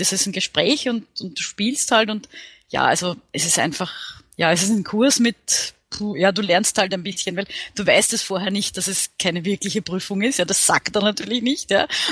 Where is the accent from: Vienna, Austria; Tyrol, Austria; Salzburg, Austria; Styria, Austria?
Vienna, Austria; ich bin aus Wien